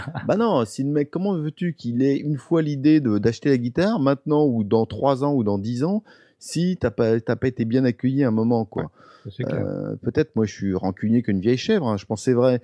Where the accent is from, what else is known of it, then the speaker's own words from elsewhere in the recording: Paris, Île-de-France, France; je suis parisien, je suis d'un Paris, donc les magasins de Pigalle, je les connais par cœur